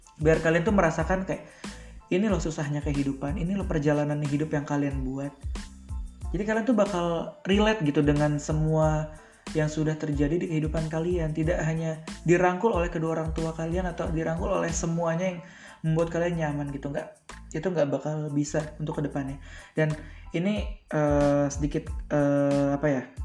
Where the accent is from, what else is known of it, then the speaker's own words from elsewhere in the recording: Tangerang, Banten, Indonesia; moved away as an adult; also born or lived in Padang (ancestral hometown, Minang); now in Padang, Indonesia; gua tinggal sembilan belas tahun di Tangerang dan gua merantau ke Padang. Yang dimana Padang ini kampung gua juga